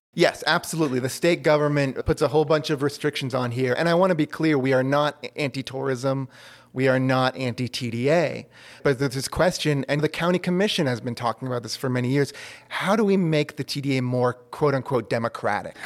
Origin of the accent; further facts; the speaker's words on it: Lexington, Massachusetts, United States; also born or lived in Austin, Texas / Los Angeles; now in Asheville, United States; I grew up in the Boston area.